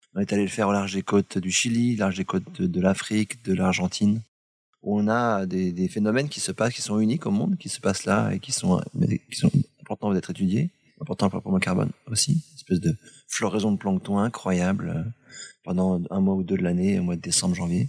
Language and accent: French; Brittany, France; chez nous, en Bretagne